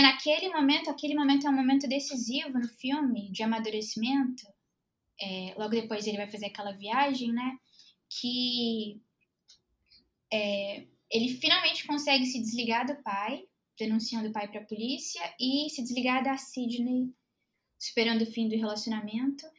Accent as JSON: {"language": "Portuguese", "town": "Belo Horizonte", "region": "Minas Gerais", "country": "Brazil", "said": "sou de BH, cultura de bar é muito forte"}